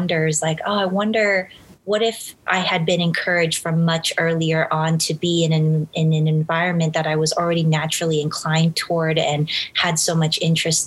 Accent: Los Angeles, California, United States; I grew up, was born and raised in Los Angeles

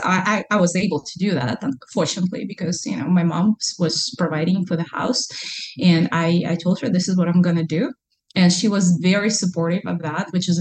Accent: Kazan, Tatarstan, Russia; English is a second language; moved away as an adult; now in Alaska, United States; I'm from Kazan, which is Muslim Republic inside of Russia

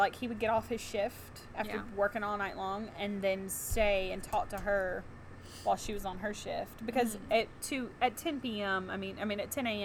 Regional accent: central Mississippi, United States; we're from Mississippi, obviously. I said we were in central Mississippi

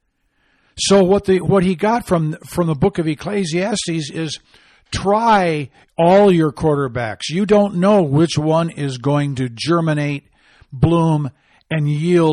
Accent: Michigan, United States; now in Arizona, United States; I hail from Michigan

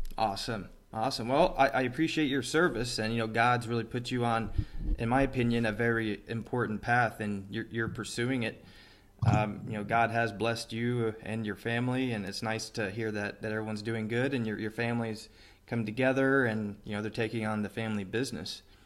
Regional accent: Metropolis, Illinois, United States; moved away; my hometown, uh, where I grew up with my mom, Metropolis, Illinois

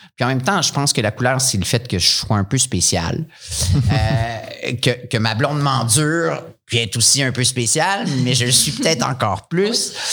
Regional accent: Montreal, Quebec, Canada; moved away as an adult; now in Sherbrooke, Canada; retourner à Montréal parce que je venais de là

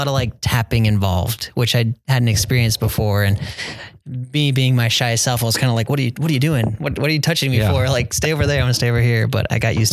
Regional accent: Arizona, United States; growing up in Arizona

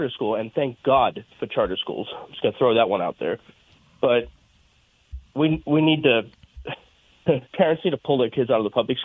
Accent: South Africa; now in Colorado, United States; I'm originally from South Africa

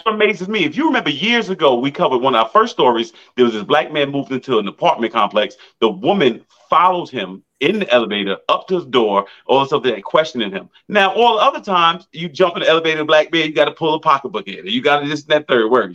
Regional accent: Massapequa, New York, United States; I grew up in Massapequa, Long Island

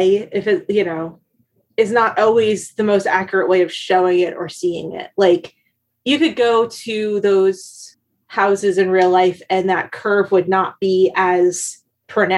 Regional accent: New Jersey, United States; moved away; also born or lived in Philadelphia, Pennsylvania; someone from New Jersey and like living in Philly for 2 years

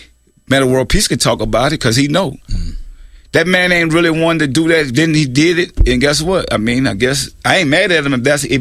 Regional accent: New Orleans, Louisiana, United States; moved away; also born or lived in Richmond, California; I'm from New Orleans, so I know.

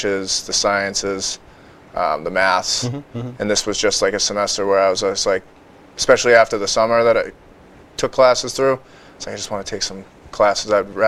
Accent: Milton, Massachusetts, United States; also born or lived in Hawaii; So I'm from Milton, Massachusetts

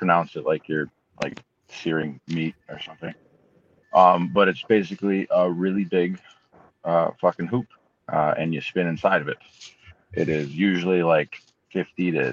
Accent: Holt, Michigan, United States; also born or lived in Lansing, Michigan / Mason, Michigan / Grand Rapids, Michigan / Detroit, Michigan; I was born in Holt, Michigan

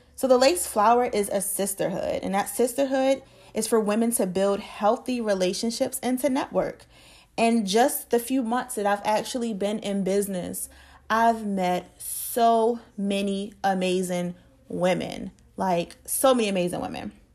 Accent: Baltimore, Maryland, United States; now in Charlotte, United States; I am originally from Baltimore, Maryland, born and raised

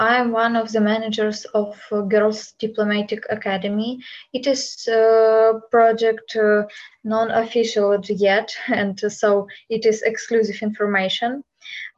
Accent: Ukraine; English is a second language; now in Poland; I'm from Ukraine, and I'm Ukrainian, but I have lived in Poland since the war started.

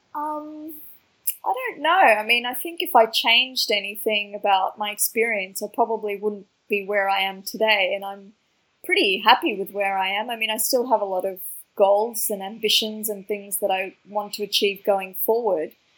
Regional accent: Melbourne, Victoria, Australia; growing up in Australia, I didn't really see a lot of people, um, you know, from my kind of immigrant background

